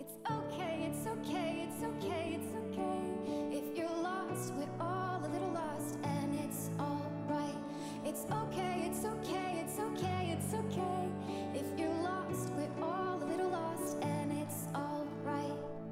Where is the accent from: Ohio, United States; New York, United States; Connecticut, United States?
Ohio, United States; Zanesville; I'm from Zanesville, Ohio